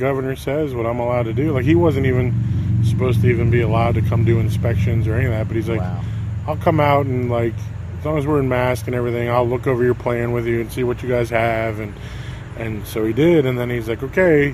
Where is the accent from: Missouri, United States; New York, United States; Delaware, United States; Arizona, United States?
New York, United States; New York City; moved away as an adult; also born or lived in Oklahoma / Hyde Park, New York / West Virginia; now in Lynchburg, United States; I grew up in Brooklyn, New York